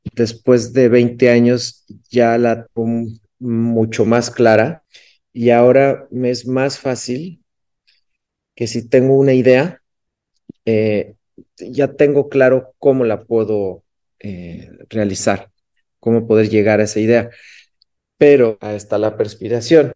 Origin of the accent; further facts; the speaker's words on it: Cuernavaca, Morelos, Mexico; Cuernavaca, Morelos, que es en la ciudad donde nací en México